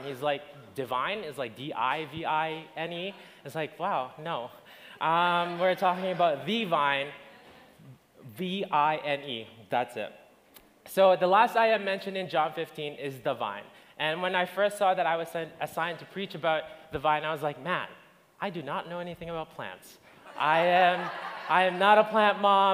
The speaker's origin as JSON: {"language": "English", "country": "Philippines", "moved": "yes", "lives_now": "Alberta, Canada", "said": "I'm originally from the Philippines. I moved here when I was in February 2009"}